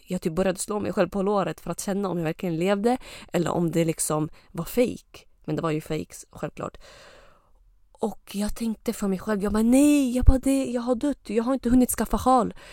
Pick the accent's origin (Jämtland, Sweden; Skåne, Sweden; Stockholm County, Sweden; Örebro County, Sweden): Jämtland, Sweden; Östersund; also born or lived in Lebanon / Uppsala; jag har ursprung från Libanon men jag kom till Sverige när jag var typ ett och ett halvt eller två år. Eh, och eh, sen dess så har jag bott i, vad heter det, Östersund